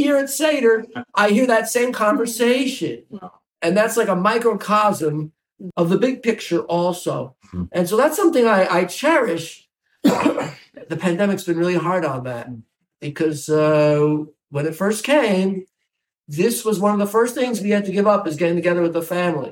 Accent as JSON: {"language": "English", "region": "New Jersey", "country": "United States", "tie": "born or raised there", "also_born_or_lived": "Bronx, New York / Midwest", "moved": "as an adult", "lives_now": "Indiana, United States", "said": "I grew up in New Jersey"}